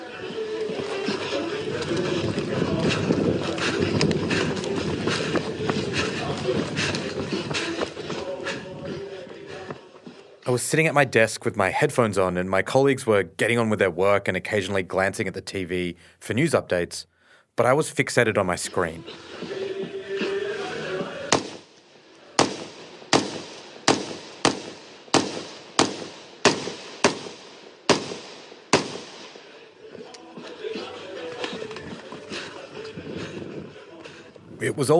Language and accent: English; Australia; I grew up in Australia.